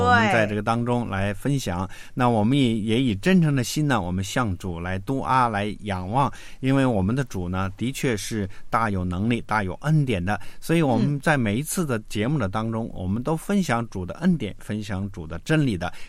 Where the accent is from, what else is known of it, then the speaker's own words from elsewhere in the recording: China; 嗯，所以我们中国人说呢，谋事在人，成事在天啊